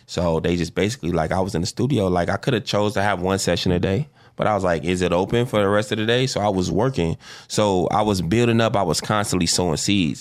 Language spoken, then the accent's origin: English; Chicago, Illinois, United States; South Side, yeah, I grew up on the nine